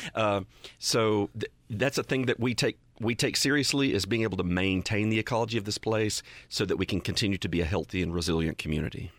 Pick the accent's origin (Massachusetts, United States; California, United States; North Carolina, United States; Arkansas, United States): North Carolina, United States; Western; I grew up in Western North Carolina